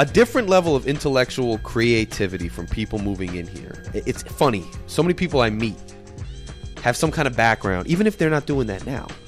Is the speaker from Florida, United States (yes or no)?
no; Freehold, New Jersey, United States; moved away as an adult; now in Newark, United States; growing up in Freehold, I mean that's a suburb